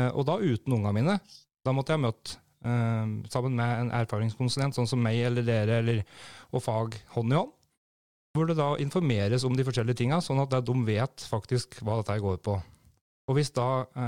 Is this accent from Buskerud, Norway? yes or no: no; Brumunddal, Innlandet, Norway; når jeg vokste opp på da, i Brumunddal her